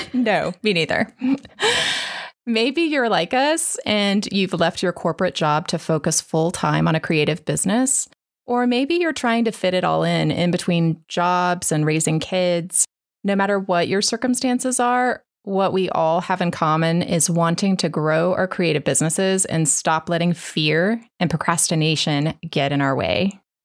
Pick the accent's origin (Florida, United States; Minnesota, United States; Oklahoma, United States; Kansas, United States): Kansas, United States; now in Dallas, United States; I grew up in Kansas